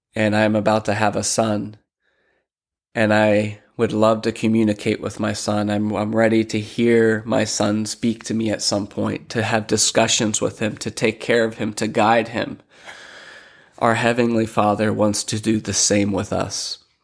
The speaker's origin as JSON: {"language": "English", "town": "Lancaster", "region": "Pennsylvania", "country": "United States", "tie": "born or raised there", "also_born_or_lived": "Philadelphia, Pennsylvania", "moved": "as an adult", "lives_now": "Sarasota, United States", "said": "I'm originally from Lancaster, Pennsylvania. Um, my family migrated out of Philly to Lancaster, grew up there"}